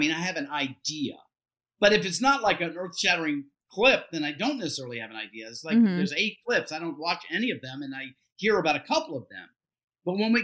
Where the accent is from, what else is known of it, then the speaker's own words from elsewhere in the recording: Deep South, United States; I'm Southern, like I was raised in the Deep South